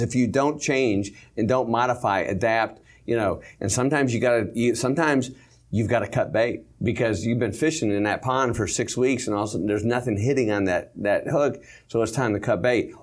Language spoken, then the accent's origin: English; Michigan, United States; moved away; I came from Michigan